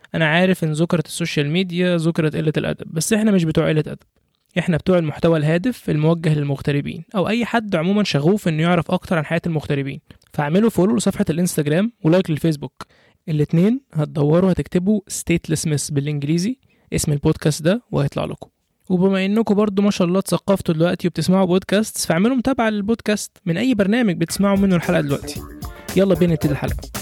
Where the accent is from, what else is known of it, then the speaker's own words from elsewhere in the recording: Egypt; moved away as an adult; now in United Kingdom; انا كواحد كمصري عايش في بلد زي بريطانيا